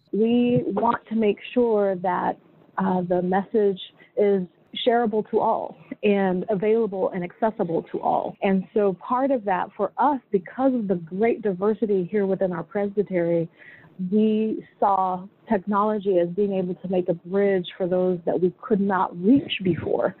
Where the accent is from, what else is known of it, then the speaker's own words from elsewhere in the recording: Sacramento, California, United States; moved away; I grew up in Sacramento, California